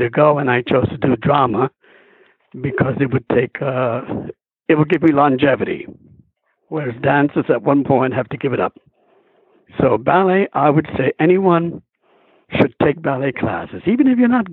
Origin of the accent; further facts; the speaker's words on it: New York City, New York, United States; I came from Harlem, New York, which is basically was on 129th Street